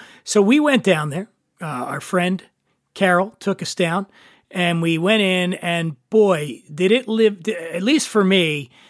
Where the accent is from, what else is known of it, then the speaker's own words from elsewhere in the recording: Guadalajara, Jalisco, Mexico; now in Los Angeles, United States; You would think, given my that I'm from Guadalajara, right?